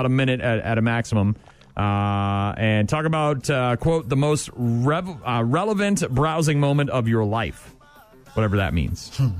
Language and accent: English; New Hampshire, United States; New Hampshire, my home state